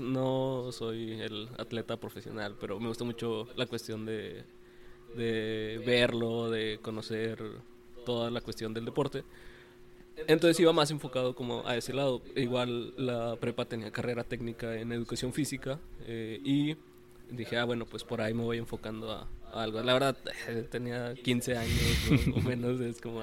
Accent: Mexico; como mexicanos

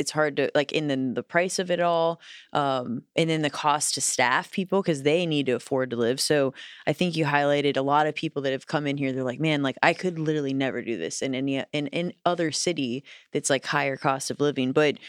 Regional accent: Midwest, United States; also born or lived in Los Angeles, United States; I mean, I remember being a Midwesterner and going out there, just going for a walk.

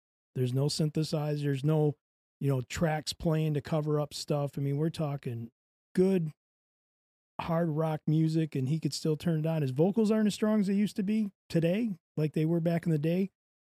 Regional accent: New Jersey, United States; Are you from Jersey? I'm from Jersey.

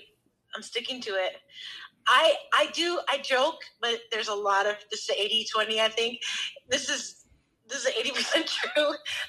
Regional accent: New York, United States; And so it was my dad's sauce because, you know, we're from New York.

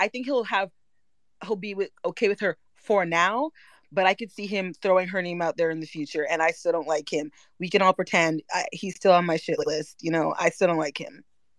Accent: Toronto, Ontario, Canada; I'm from Toronto too.

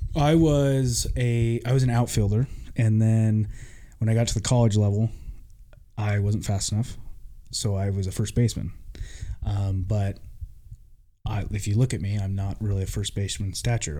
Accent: Vancouver, Washington, United States; I grew up in Vancouver

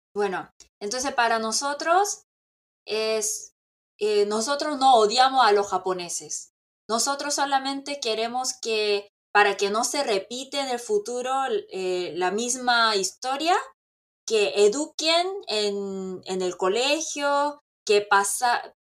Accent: South Korea; yo soy coreana

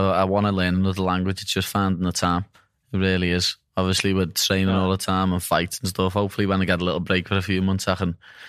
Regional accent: Liverpool, North West England, United Kingdom; accent: Scouse; A lot of people don't even realise I'm English. They think, oh, he's Irish. But it's not. It's just Scouse. It's the way we talk.

